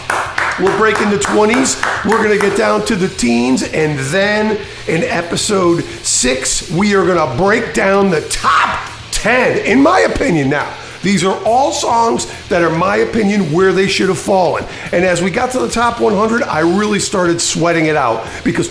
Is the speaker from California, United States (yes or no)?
yes; California, United States; my home state of California